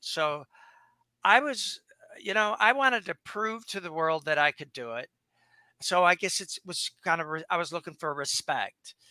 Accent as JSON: {"language": "English", "area": "suburb of Detroit", "region": "Michigan", "country": "United States", "tie": "born or raised there", "moved": "yes", "lives_now": "Boca Raton, United States", "said": "my dad moved us uh, when I was three to a suburb on the water."}